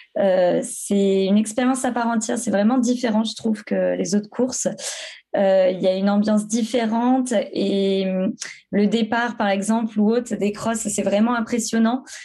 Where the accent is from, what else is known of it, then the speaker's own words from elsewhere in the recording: Creuse, Nouvelle-Aquitaine, France; moved away as an adult; also born or lived in Clermont-Ferrand; now in Bordeaux, France; je viens de la Creuse, j'habite à Bordeaux depuis maintenant 6 ou 7 ans. je suis venue pour mes études à Bordeaux